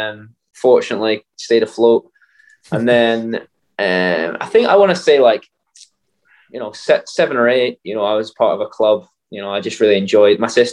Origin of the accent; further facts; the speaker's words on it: Alloa, Scotland, United Kingdom; also born or lived in Glasgow; I was born in Glasgow, but I lived in Alloa for a long time